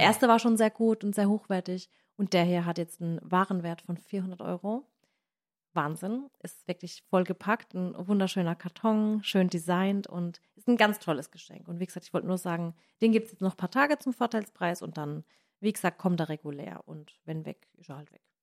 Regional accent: Baden-Württemberg, Germany; accent: Badisch; badisch von uns

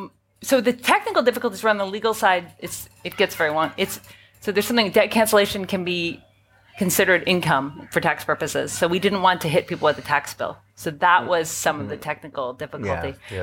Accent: Canada; now in New York, United States; I live in New York, so I'll speak. I would say we have an oligarchy, not a democracy. But yeah, I'm Canadian American

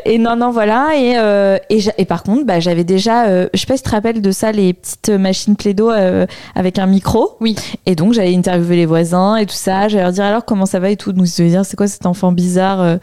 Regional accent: Bordeaux, Nouvelle-Aquitaine, France; moved away; also born or lived in Paris; Je suis de Bordeaux

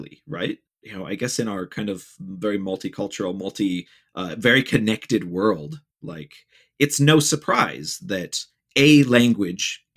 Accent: United States; as an American

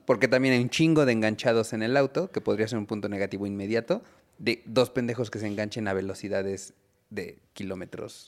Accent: Ixtapaluca, State of Mexico, Mexico; soy de Ixtapaluca

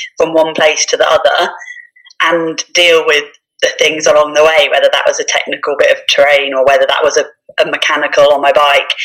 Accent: Norwich, East of England, United Kingdom; now in Lake District, United Kingdom; I was born and brought up in Norfolk, Norwich, so flatlands of east of England

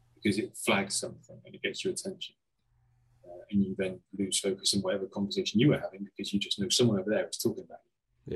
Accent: Cheltenham, South West England, United Kingdom; my background is a pub in my hometown, Cheltenham

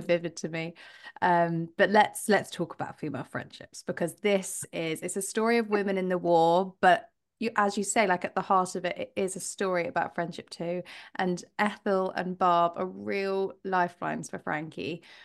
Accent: United Kingdom; we're British

